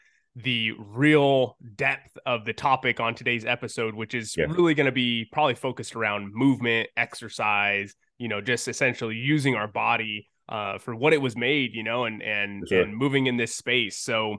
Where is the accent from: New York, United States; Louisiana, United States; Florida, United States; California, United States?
California, United States; Los Angeles; even when I wasn't living in LA and they're like, where are you from? It's like